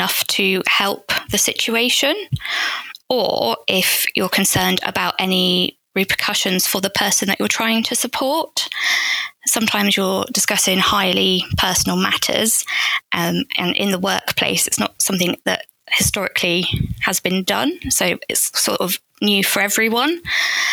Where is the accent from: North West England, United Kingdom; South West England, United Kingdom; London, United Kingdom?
South West England, United Kingdom; Bath; I was raised in Bath